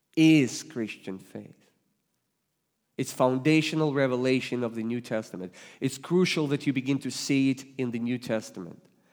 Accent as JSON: {"language": "English", "country": "Russia", "tie": "born or raised there", "also_born_or_lived": "Ohio", "second_language": "English", "moved": "yes", "lives_now": "Springfield, United States", "said": "I was born and raised in the Soviet Union that became Russia, but as soon as I could move to Ohio, I did"}